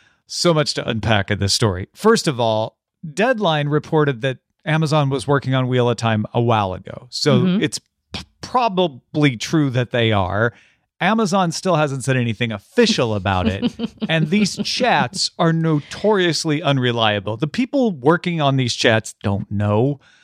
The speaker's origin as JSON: {"language": "English", "country": "Ireland", "said": "Is that offensive to me because I'm Irish?"}